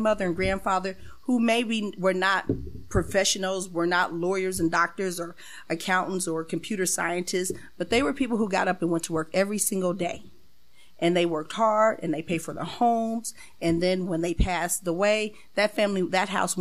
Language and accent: English; Springfield, Illinois, United States; born and raised in Springfield